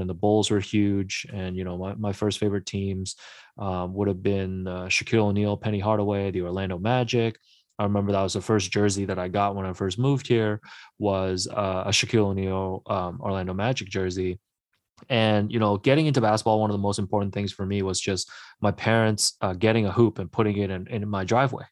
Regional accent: Markham, Ontario, Canada; English is a second language; also born or lived in Hong Kong; I grew up in Markham, and I remember I was going to school at the time where there was a huge influx of immigrants coming from Hong Kong like myself

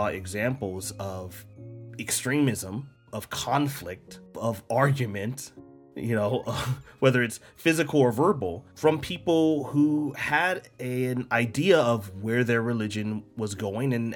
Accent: United States; me as an American

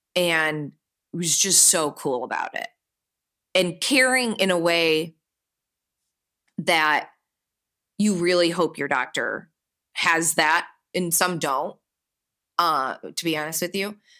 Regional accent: Birmingham, Michigan, United States; I grew up just outside of Detroit, about twenty minutes away, in, um, a beautiful town called Birmingham

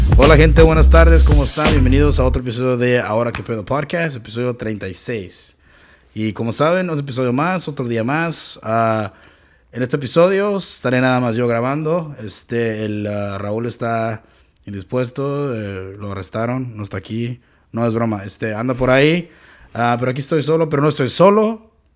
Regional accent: Mexico; moved away; yo siendo una persona mexicana

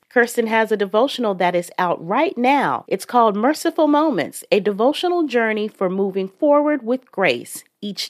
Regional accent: Dayton, Ohio, United States; I'm from Dayton as well. Graduated from Chaminade

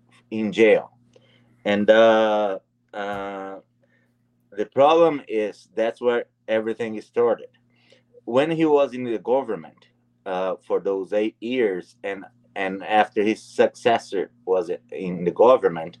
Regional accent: Brazil; moved away as an adult; now in Canada; I left Brazil. I'm a Brazilian Canadian. I'm a Canadian citizen and a Brazilian citizen. I left Brazil in 2002.

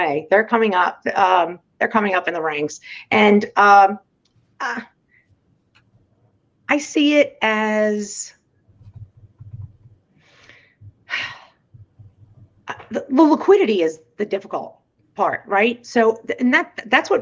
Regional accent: United States; we're American

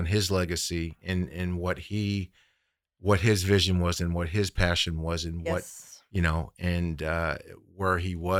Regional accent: Midwest, United States; So, but anyways, getting to my story, I grew up in the Midwest

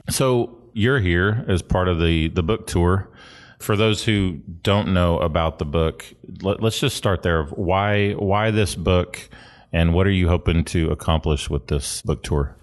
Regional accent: St. Louis, Missouri, United States; moved away; also born or lived in San Bernardino, California; I was born in Saint Louis

